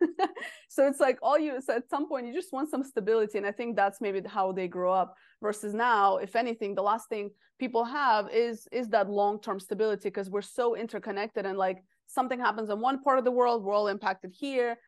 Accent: Russia; moved away; I'm from Russia originally.

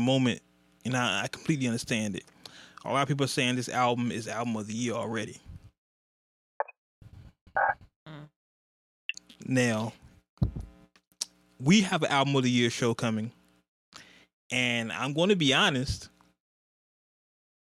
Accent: Oakland, California, United States; I'm from Oakland

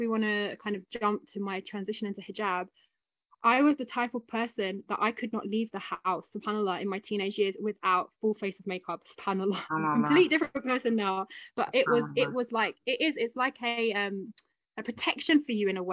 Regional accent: London, United Kingdom; Me and my sister. And we grew up together in London

